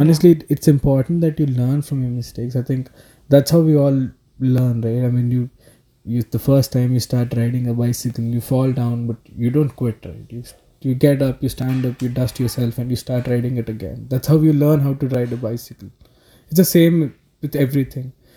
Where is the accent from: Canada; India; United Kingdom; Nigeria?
India; South India; first language Telugu; English is a second language; I come from the south part of India, so a lot of movies that I watched in my mother tongue, that's just Telugu